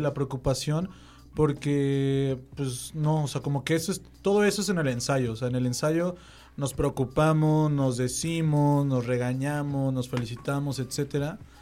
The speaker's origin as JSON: {"language": "Spanish", "region": "State of Mexico", "country": "Mexico", "said": "yo también soy del Estado"}